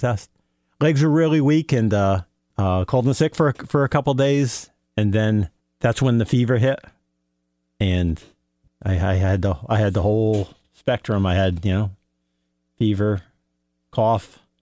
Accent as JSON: {"language": "English", "town": "Norwich", "region": "East of England", "country": "United Kingdom", "tie": "born or raised there", "also_born_or_lived": "Canterbury", "said": "Born and bred in Norwich."}